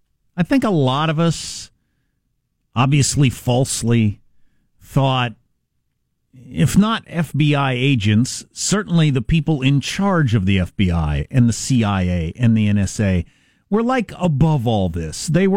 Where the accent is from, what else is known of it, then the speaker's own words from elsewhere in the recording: United States; Yeah, I'm an American, and I work for the Central Intelligence Agency